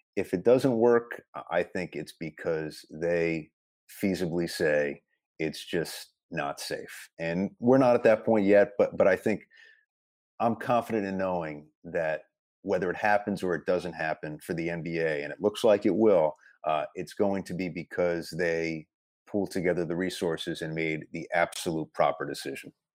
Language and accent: English; Westchester, New York, United States; I grew up in Westchester